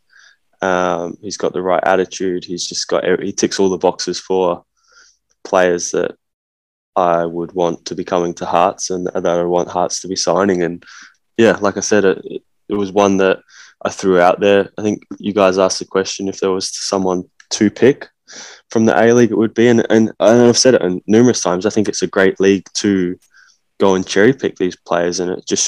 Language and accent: English; Adelaide, South Australia, Australia; I come from Adelaide